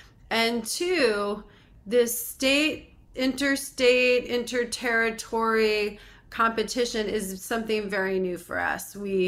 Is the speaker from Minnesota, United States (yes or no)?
no; Connecticut, United States; Well, I'm very happy to report I'm from Connecticut originally